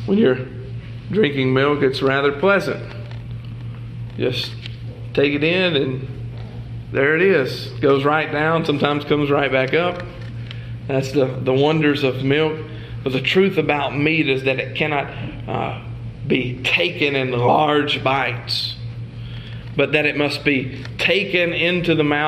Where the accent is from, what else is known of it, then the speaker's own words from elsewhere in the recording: the South, United States; I'm from the South